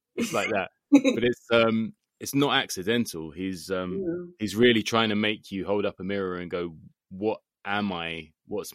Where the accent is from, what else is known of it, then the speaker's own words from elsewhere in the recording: London, United Kingdom; as a Londoner